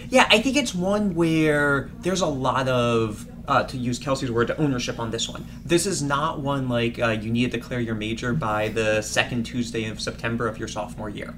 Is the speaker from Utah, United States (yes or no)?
no; Washington, District of Columbia, United States; moved away as an adult; now in Boston, United States; I grew up in Washington, D.C.